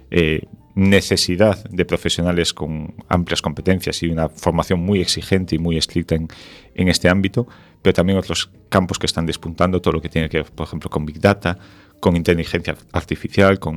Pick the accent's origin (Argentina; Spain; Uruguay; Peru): Spain; Ferrol, Galicia; also born or lived in A Coruña / Santiago de Compostela